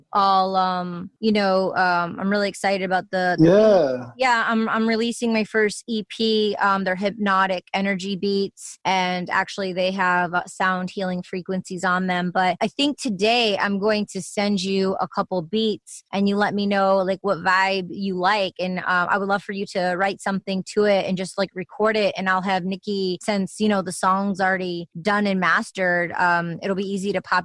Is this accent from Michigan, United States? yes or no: yes; Michigan, United States; growing up in Michigan